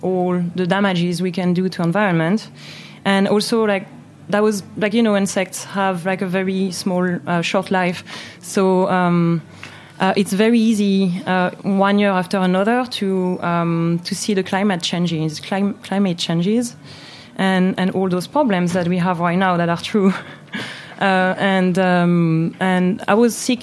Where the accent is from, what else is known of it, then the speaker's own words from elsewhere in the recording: Moselle, Grand Est, France; English is a second language; moved away as an adult; also born or lived in Jura, France; now in New York, United States; I grew up in French Moselle with my parents